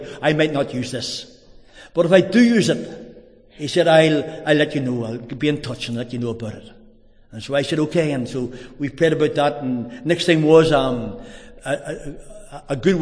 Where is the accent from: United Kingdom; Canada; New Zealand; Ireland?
Ireland; Drogheda, Leinster; I'm from Drogheda.